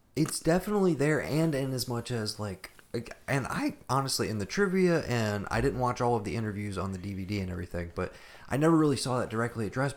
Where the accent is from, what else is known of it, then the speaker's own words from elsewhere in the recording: United States; As an American